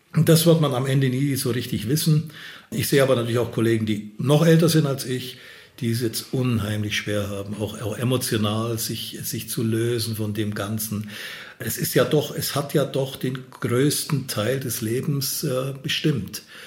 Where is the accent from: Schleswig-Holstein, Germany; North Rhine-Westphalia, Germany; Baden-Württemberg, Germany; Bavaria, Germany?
Bavaria, Germany; Upper Franconia; Oberfranken ist noch schöner, äh, da wo ich herkomme